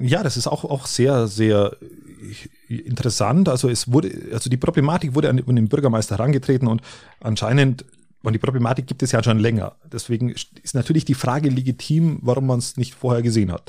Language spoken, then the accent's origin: German; Germany; bei uns in Deutschland